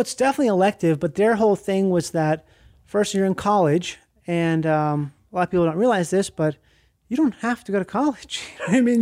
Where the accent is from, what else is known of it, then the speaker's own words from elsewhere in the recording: Minnesota, United States; I grew up in Minnesota, and that's where I started having colitis.